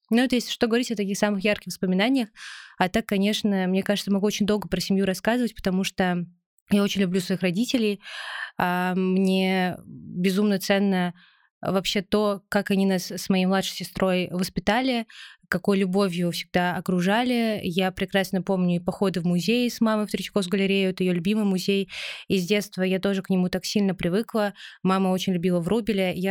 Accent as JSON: {"language": "Russian", "region": "Moscow Oblast", "country": "Russia", "tie": "born or raised there", "said": "А, на самом деле я родилась и выросла в Московской области, но Москву считаю городом сердца, души"}